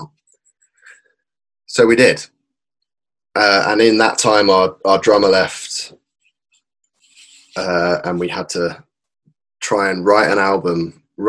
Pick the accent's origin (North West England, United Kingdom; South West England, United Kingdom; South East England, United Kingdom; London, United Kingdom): South East England, United Kingdom; Woking; in my hometown of Woking